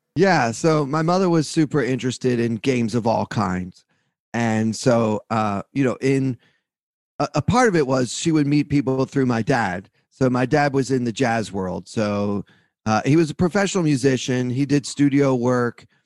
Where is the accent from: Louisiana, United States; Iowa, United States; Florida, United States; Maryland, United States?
Maryland, United States; Baltimore; I grew up in Baltimore, Maryland